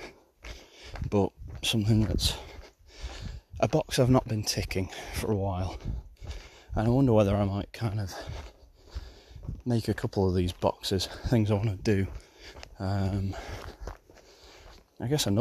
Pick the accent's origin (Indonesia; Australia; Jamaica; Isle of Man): Isle of Man; born or raised there